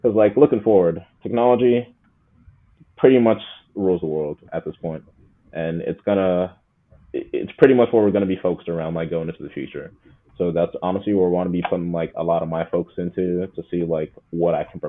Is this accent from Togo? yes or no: yes; Togo; This really all started when, like, I was a kid, seeing that I'm an immigrant, we're from Togo, and my parents are just old.